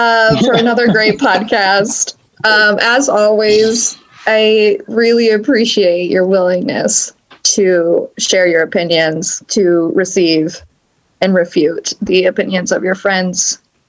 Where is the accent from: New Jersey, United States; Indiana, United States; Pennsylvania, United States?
Indiana, United States; I'm from Indiana.